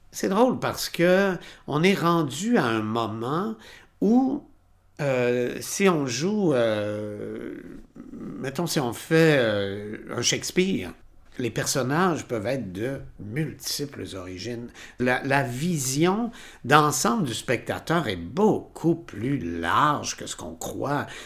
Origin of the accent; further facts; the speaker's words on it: Trois-Rivières, Quebec, Canada; now in Quebec City, Canada; quand je suis arrivé ici en 1978, donc il y a 40 ans là, je venais de Trois-Rivières, j'étais resté dans ma ville.